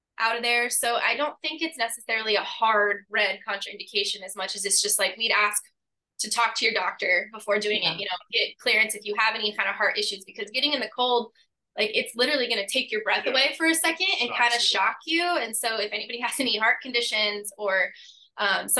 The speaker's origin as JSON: {"language": "English", "town": "Indianapolis", "region": "Indiana", "country": "United States", "tie": "born or raised there", "moved": "as an adult", "lives_now": "Melbourne, United States", "said": "I'm actually originally from Indiana, was born and raised in Indianapolis, but I moved down here about 8 years ago now"}